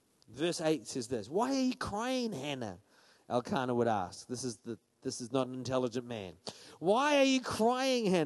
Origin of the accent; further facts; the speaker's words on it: Paraparaumu, Wellington, New Zealand; I'm from Paraparaumu.